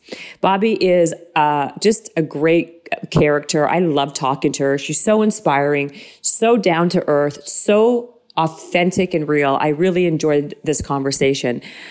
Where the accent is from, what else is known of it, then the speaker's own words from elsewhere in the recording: Chicago, Illinois, United States; at Marshall Fields, the department store where I grew up in Chicago.